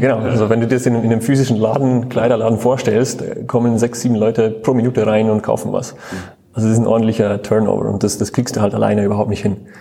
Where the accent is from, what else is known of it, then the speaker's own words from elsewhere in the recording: Switzerland; now in Munich, Germany; ich komme ursprünglich aus der Schweiz